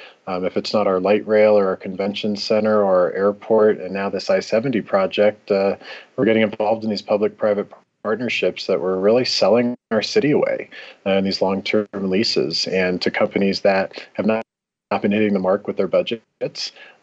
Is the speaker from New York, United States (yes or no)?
no; Lincoln, Nebraska, United States; moved away as an adult; now in Denver, United States; I'm 34 years old. I grew up in Lincoln, Nebraska. I've been in Denver now for a little over 13 years.